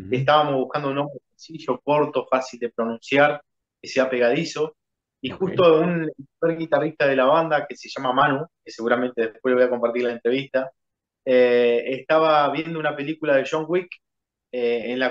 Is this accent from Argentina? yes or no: no; Uruguay; esperando que se acomode nuestro país y sí, la verdad que un punto ideal sería México.